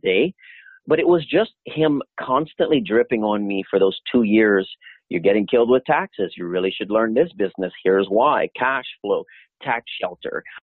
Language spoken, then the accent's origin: English; Louisiana, United States; moved away; I'm originally from Louisiana